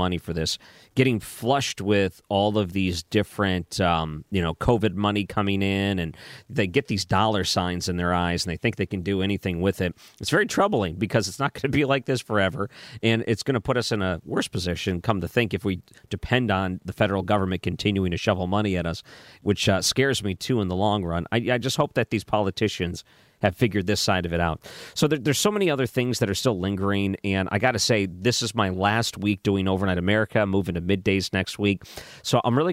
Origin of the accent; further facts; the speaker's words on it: Detroit, Michigan, United States; moved away as an adult; now in St. Louis, United States; I grew up in the Detroit area